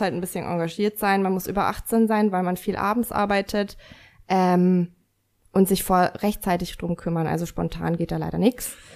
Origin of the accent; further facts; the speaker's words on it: Lower Bavaria, Germany; also born or lived in Munich; now in Nuremberg, Germany; Ich komme aus Minga und äh, ich äh, bin am Land groß geworden, deswegen, also in Niederbayern